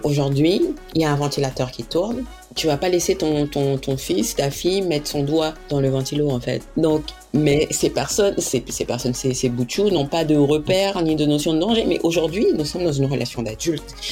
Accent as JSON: {"language": "French", "country": "French Guiana", "said": "je suis guyanaise"}